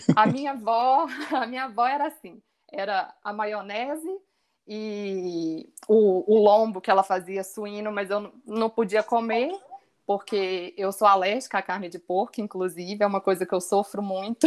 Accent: Belo Horizonte, Minas Gerais, Brazil; also born or lived in Itabira / Australia; eu sou de Belo Horizonte

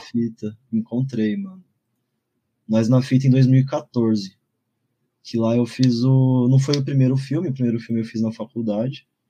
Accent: São Paulo, Brazil; nasci e cresci aqui no Campo Limpo, zona sul de São Paulo

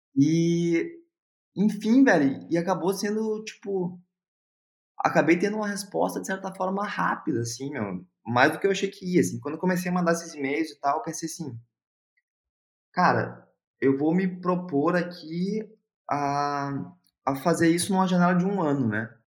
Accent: Porto Alegre, Rio Grande do Sul, Brazil; moved away as an adult; also born or lived in Hamburg, Germany; now in Berlin, Germany; sou de Porto Alegre

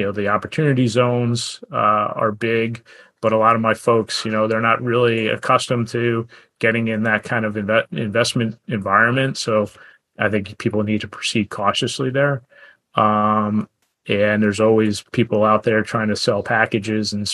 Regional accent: United States; I grew up in the New Jersey, New York area

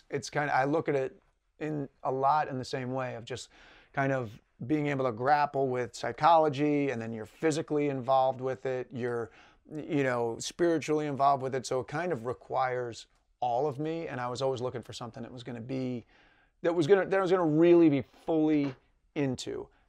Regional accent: New York, United States; now in Los Angeles, United States; I'm the youngest of three. I grew up in Westchester County, New York, a little outside New York City.

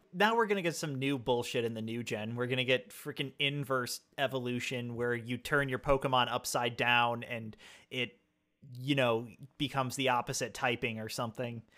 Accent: United States; I am American

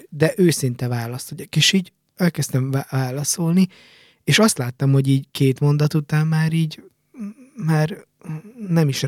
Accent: Hungary; De hát tudod, én magyarként...

